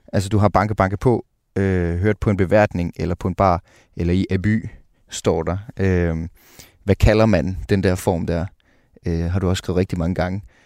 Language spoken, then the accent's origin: Danish; Jutland, Denmark; moved away; also born or lived in Copenhagen; jeg er fra Jylland oprindeligt